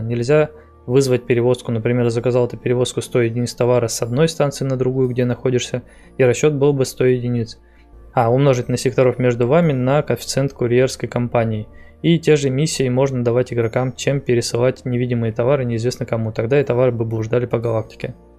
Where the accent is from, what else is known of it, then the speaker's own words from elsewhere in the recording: Novosibirsk, Novosibirsk Oblast, Russia; я из Новосибирска.